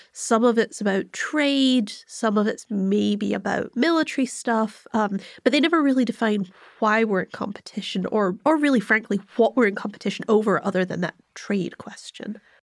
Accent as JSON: {"language": "English", "country": "United Kingdom", "said": "I'm also British"}